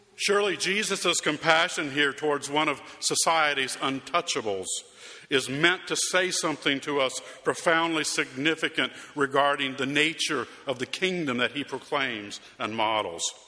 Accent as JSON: {"language": "English", "region": "Arizona", "country": "United States", "tie": "born or raised there", "moved": "yes", "said": "my hometown in Arizona"}